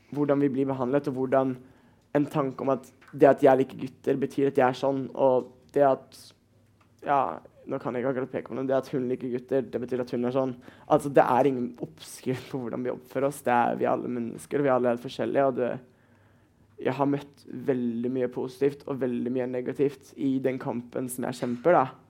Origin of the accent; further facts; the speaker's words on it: Bergen, Vestland, Norway; Jeg er 17, og jeg kommer fra Bergen